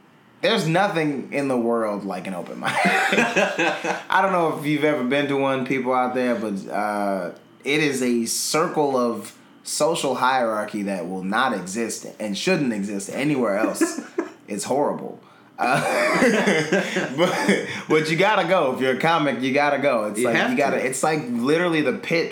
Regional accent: Milwaukee, Wisconsin, United States; my hometown, Milwaukee

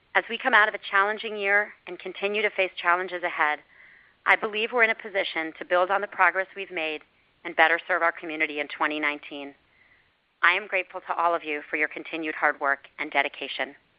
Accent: Miami, Florida, United States; I went to Facebook's Community Boost in my hometown of Miami

